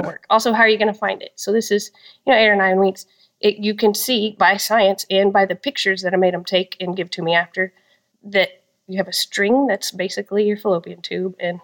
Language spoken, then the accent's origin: English; Texas, United States; I'm from Texas